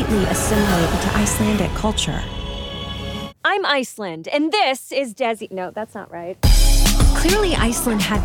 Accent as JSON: {"language": "English", "country": "United States", "said": "I'm an American."}